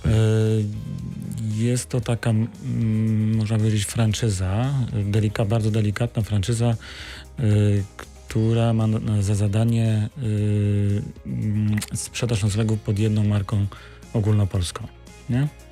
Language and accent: Polish; Wrocław, Lower Silesian Voivodeship, Poland; jestem wrocławianinem, z której kości tu się urodziłem